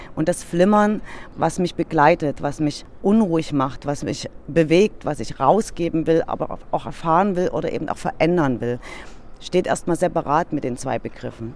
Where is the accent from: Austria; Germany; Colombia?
Germany; Dresden, Saxony; wir als Dresdner